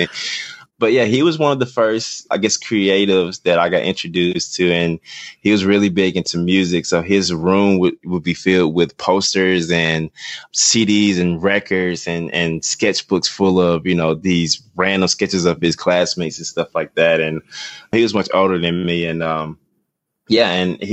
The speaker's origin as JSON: {"language": "English", "town": "Columbus", "region": "Mississippi", "country": "United States", "tie": "born or raised there", "also_born_or_lived": "Birmingham, Alabama", "moved": "as an adult", "lives_now": "Atlanta, United States", "said": "I grew up in Columbus, Mississippi, which is Northeast Mississippi."}